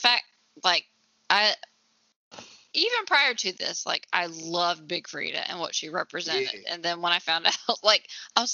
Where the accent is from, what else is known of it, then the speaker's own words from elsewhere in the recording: the South, United States; I'm white and from the South